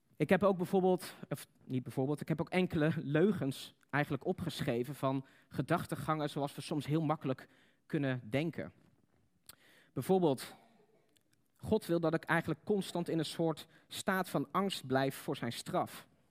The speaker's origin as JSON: {"language": "Dutch", "country": "Netherlands", "said": "Wij als Nederlanders"}